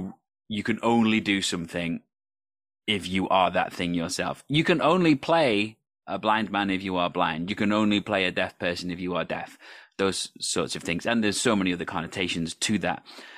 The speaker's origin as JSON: {"language": "English", "region": "Wales", "country": "United Kingdom", "said": "first of all, I am Welsh, and how dare he presume that as a Welsh person would be offended by a Welsh accent?"}